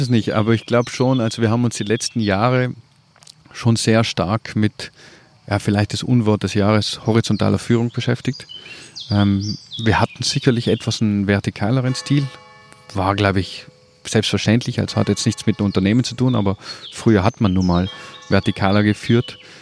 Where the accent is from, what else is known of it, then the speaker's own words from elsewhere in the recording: South Tyrol, Trentino-Alto Adige, Italy; bin aus Südtirol